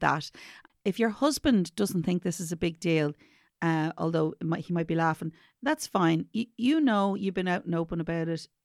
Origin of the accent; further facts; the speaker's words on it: Ireland; I'm from Ireland